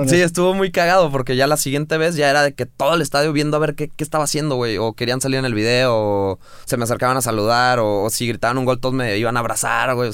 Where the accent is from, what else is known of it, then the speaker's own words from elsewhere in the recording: Guadalajara, Jalisco, Mexico; also born or lived in Bogotá, Colombia; Nací en Bogotá. Nací en Bogotá. Eh, pero a los seis y medio, siete años me vine a Guadalajara. Entonces, ah. prácticamente toda mi vida acá